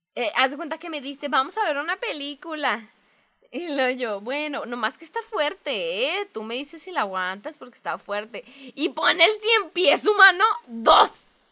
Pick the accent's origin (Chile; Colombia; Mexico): Mexico; soy mexicana